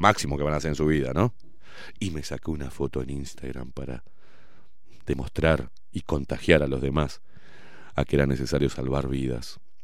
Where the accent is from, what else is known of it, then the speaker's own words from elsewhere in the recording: Uruguay; no soy argentino, aviso, eh. Soy uruguayo